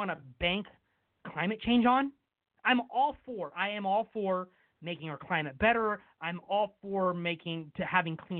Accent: West Sacramento, California, United States; here in my hometown of West Sacramento

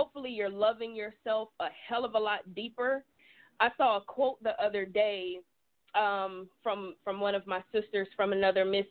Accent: South Georgia, United States; I'm from the South. I'm a down South Georgia girl.

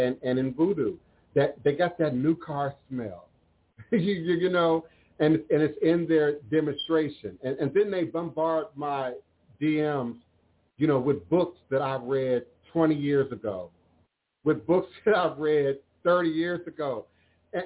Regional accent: New York City, New York, United States; as a suicidal teenager on the 33rd floor of my building, Fifth Avenue, 110th Street in New York City

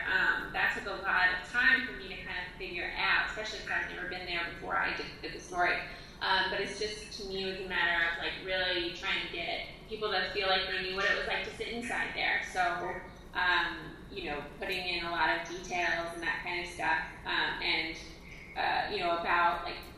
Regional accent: Midwest, United States; growing up in the Midwest, that's how we roll.

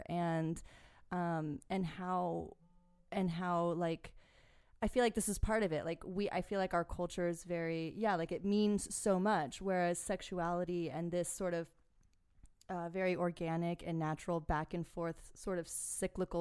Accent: United States; an American woman

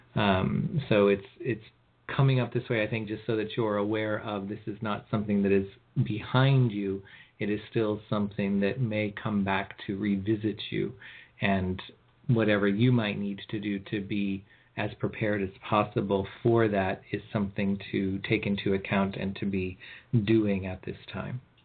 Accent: California, United States; I'm from California

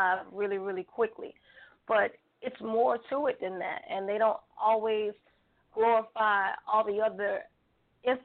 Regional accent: Atlanta, Georgia, United States; now in Chicago, United States; I am from Atlanta, but actually I'm living currently in Chicago

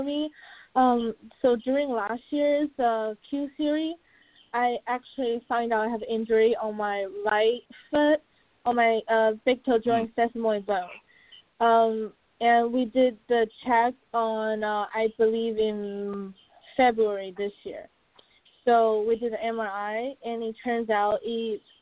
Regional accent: China; now in Orlando, United States; I'm from Asia, I want to go back home to China

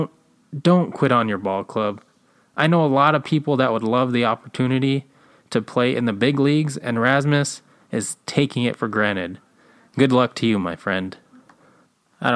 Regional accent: Alaska, United States; We're from Alaska

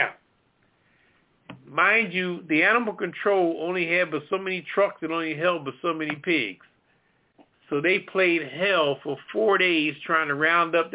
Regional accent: Florence, South Carolina, United States; moved away; also born or lived in Myrtle Beach; I was raised down in Myrtle Beach on the countryside of Florence.

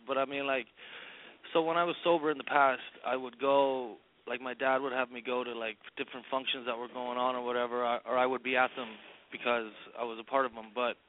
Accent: Ireland; now in Queens, New York, United States; So I'm originally from Ireland, where the culture is there's a lot of alcohol involved in pretty much everything that goes on

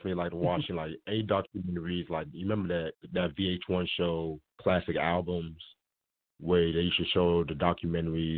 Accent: Raleigh, North Carolina, United States; Hailing from Raleigh, North Carolina. Shout out to the 919 in the building. My family is from Sierra Leone, Africa. Born and raised in Raleigh

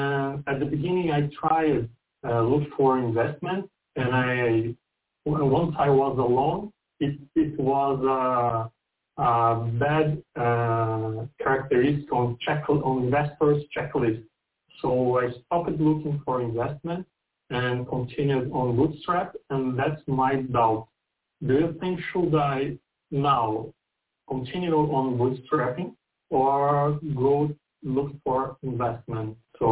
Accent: São Paulo, Brazil; I'm from Brazil, São Paulo.

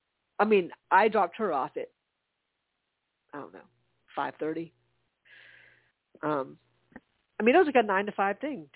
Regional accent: United States; as an American

